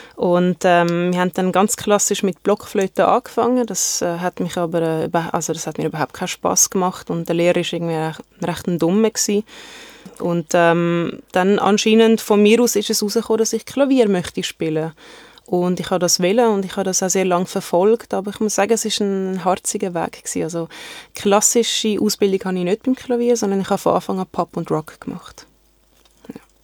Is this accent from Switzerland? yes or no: yes; Zurich, Switzerland; also born or lived in Germany / Konstanz / Sigmaringen; ich bin eigentlich in Deutschland geboren und dort bis und mit äh, meinem vierten Lebensjahr gelebt und äh, wir sind dann auf äh, Zürich gezogen.